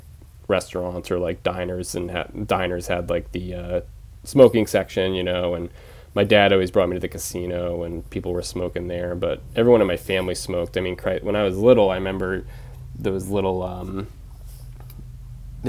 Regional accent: Penobscot Nation, Maine, United States; also born or lived in Bridgeport, Connecticut; I lived there when I was six until I was 18

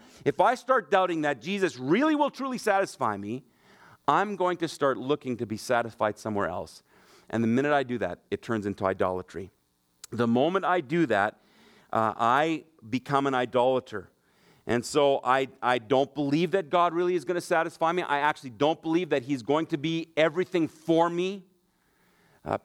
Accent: Germany; also born or lived in Brandon, Manitoba; I grew up in Germany. Mom and dad are missionaries there. But when we were on furlough, we used to live in just outside of Brandon, Manitoba.

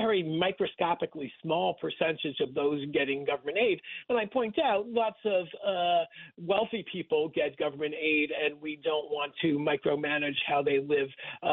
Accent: Rockland County, New York, United States; I grew up in Rockland County, about 30 miles north of Times Square

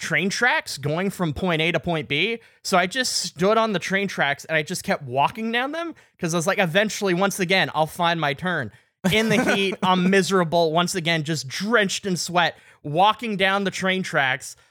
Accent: Canada; I was from Canada

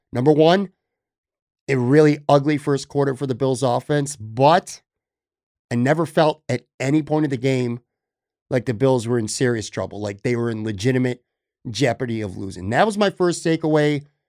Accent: Buffalo, New York, United States; moved away as an adult; also born or lived in Florida; here in my hometown of Buffalo

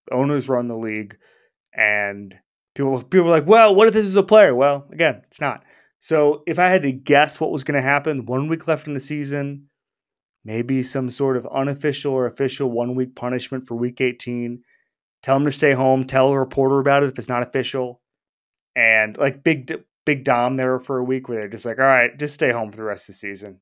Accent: Florida, United States; I'm from Florida. I will tell you, throwing a drink in Florida, just part of our local culture

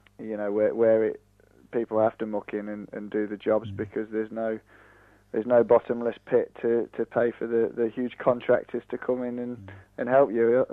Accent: Nottingham, East Midlands, United Kingdom; moved away; I'm actually from Nottingham originally, so it was one of my local clubs, and I remember playing in local cup finals on the slope there.

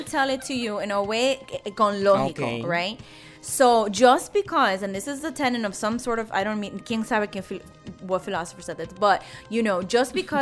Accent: Miami, Florida, United States; I'm from Miami

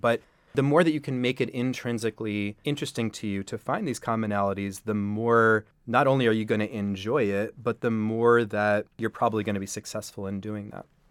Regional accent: New York City, New York, United States; I'm a New York City native. I grew up on the Upper West Side. I still live up there

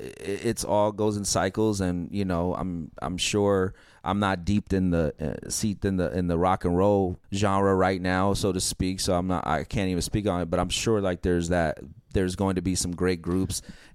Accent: California, United States; also born or lived in Coney Island, New York; And I spent my first 10 years of my life in Coney Island. So my parents moved out here in 1988. So I'm definitely Californian.

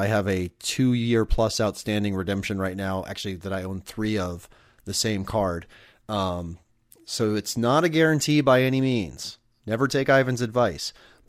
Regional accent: Omaha, Nebraska, United States; I used to watch him in AAA growing up in Omaha.

